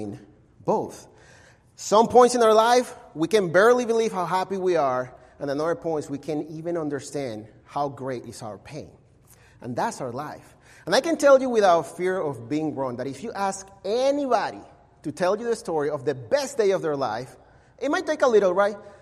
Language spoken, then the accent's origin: English; Caracas, Capital District, Venezuela; English is a second language; moved away as an adult; now in Mesa, United States; I was born and raised in Caracas